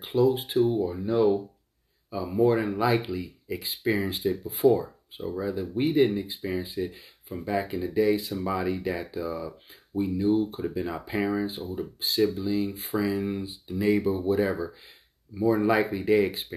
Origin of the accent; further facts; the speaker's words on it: Philadelphia, Pennsylvania, United States; I grew up in North Philadelphia, Richard Island Projects.